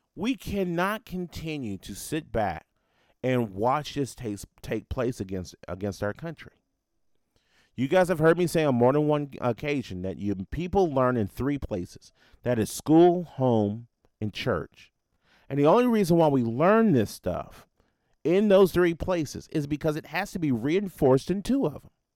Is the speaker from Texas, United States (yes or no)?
no; Nashville, Tennessee, United States; my hometown of Nashville